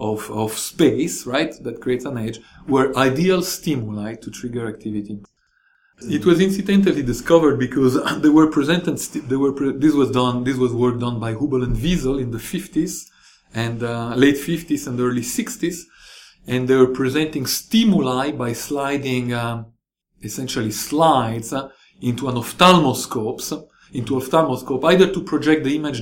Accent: Rome, Lazio, Italy; now in San Diego, United States; So I grew up in Rome in Italy.

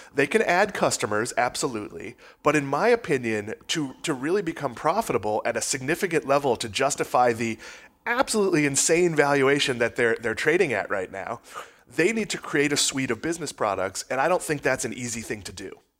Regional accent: Massachusetts, United States; I grew up in Massachusetts

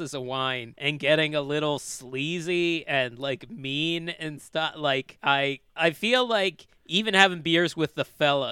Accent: outside of Philadelphia, Pennsylvania, United States; where I grew up, growing up outside of Philadelphia

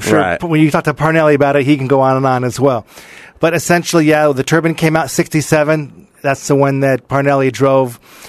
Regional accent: Los Angeles, California, United States; I grew up in Encino.

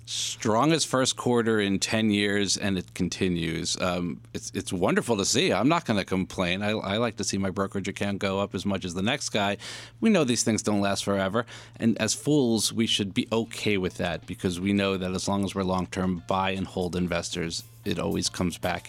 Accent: New York, United States; I'm a New Yorker

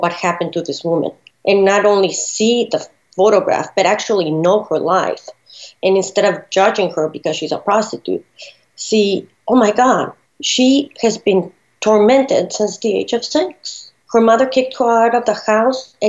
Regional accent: Ciudad Juárez, Chihuahua, Mexico; also born or lived in El Paso, Texas, United States; now in Philadelphia, United States; growing up in Juarez, the border town of El Paso, Texas

